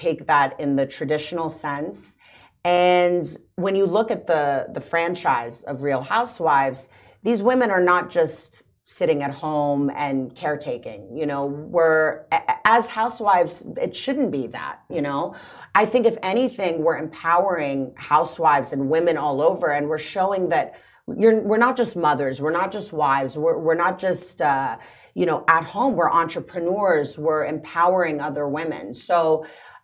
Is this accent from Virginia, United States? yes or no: yes; Washington, D.C. area, Virginia, United States; moved away as an adult; also born or lived in Los Angeles, United States; now in Dubai, United Arab Emirates; I'm from the States, actually, originally. From Washington, D.C., right outside of D.C. in Virginia.